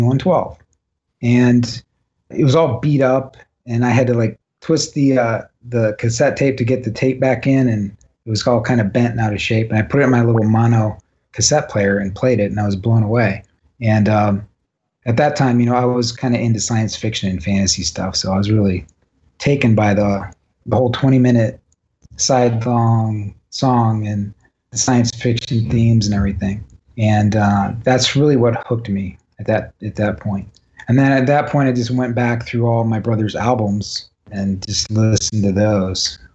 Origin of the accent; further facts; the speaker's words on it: Cleveland, Ohio, United States; we're from Cleveland